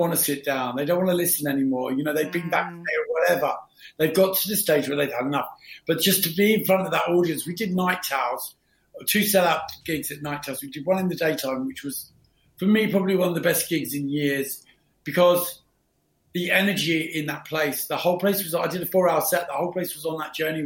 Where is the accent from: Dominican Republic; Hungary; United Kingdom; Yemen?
United Kingdom; London; also born or lived in Pimlico; I was born in Pimlico, but grew up in Battersea. So we moved to Battersea when I was like 7, I think, or 8